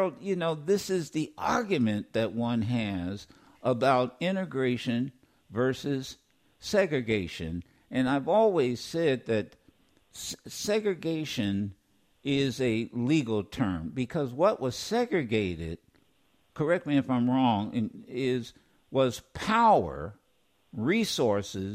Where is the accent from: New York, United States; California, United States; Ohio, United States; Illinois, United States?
Ohio, United States; Dayton; growing up in Dayton